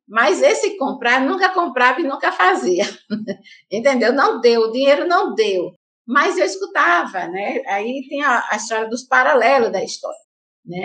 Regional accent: Santa Rita, Paraíba, Brazil; Eu sou de Santa Rita, né? A cidade aqui vizinha que é a João Pessoa

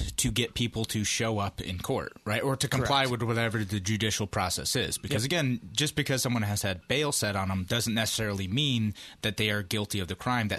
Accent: southern Georgia, northern Florida, United States; now in New York, United States; I grew up in Florida, southern Georgia, northern Florida, essentially.

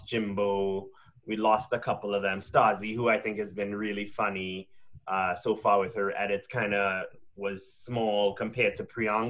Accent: Trinidad & Tobago; moved away; I didn't grow up in Canada. I'm from Trinidad, in case you missed the accent.

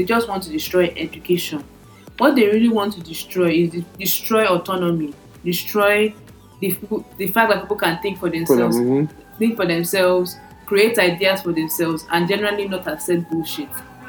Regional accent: Doma area, Nasarawa, Nigeria; I'm from the Doma area. So Agatu is not too far from my place. From my grandfather's community. My grandmother is from Agatu, or was from Agatu before she died.

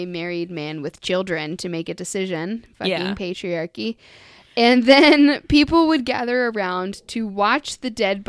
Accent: Scotland, United Kingdom

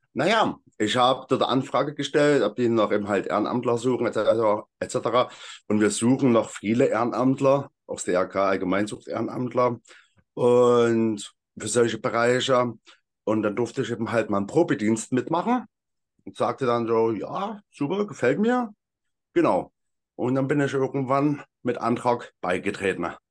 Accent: Freital, Saxony, Germany; moved away as an adult; also born or lived in Elsterwerda, Brandenburg; now in Meissen, Germany; Ich komme ursprünglich aus Freital

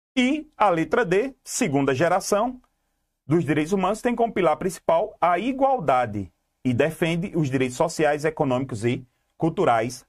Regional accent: Garanhuns, Pernambuco, Brazil; Eu sou, eu sou do Magano

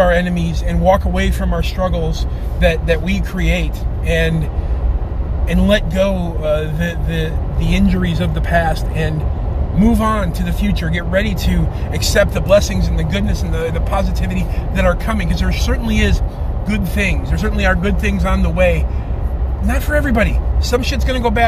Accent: Chicago, Illinois, United States; I'm from Chicago

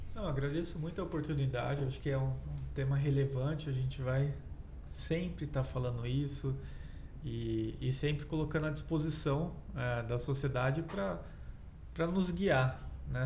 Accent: Brazil; como pesquisador, como cidadão, como brasileiro

